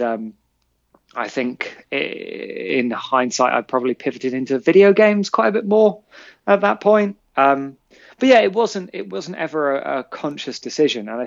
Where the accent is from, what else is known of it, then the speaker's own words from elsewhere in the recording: London, United Kingdom; I grew up in Shepherd's Bush